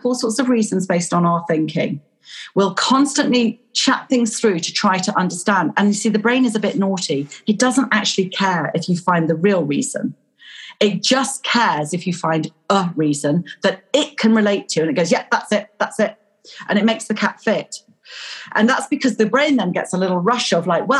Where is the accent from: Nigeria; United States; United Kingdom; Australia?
United Kingdom; Pocklington, Yorkshire and the Humber; I was born in Yorkshire. I was born in Pocklington.